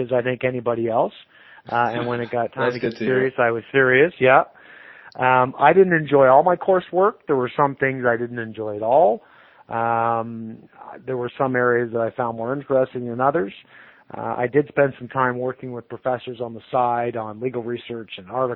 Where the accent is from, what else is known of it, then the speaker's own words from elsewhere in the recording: Lindsay, Ontario, Canada; also born or lived in Toronto; Lindsay's my hometown. So I was here until I went off to university initially